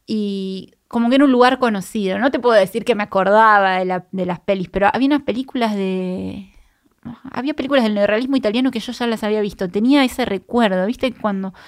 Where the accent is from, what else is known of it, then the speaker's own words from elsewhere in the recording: Puerto Madryn, Chubut, Argentina; moved away; yo soy de Madrid, de Puerto Madrid, de Chubut